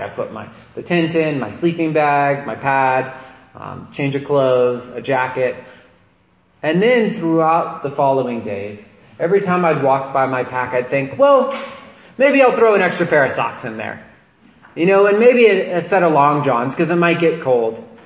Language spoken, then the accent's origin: English; Nevada County, California, United States; growing up in Nevada County